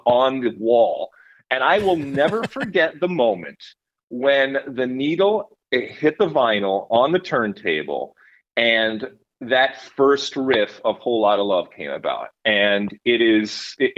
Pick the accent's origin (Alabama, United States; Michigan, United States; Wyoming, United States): Michigan, United States; Detroit; also born or lived in Athens, Greece; I grew up in Detroit, and I grew up going back and forth between Detroit and Athens, Greece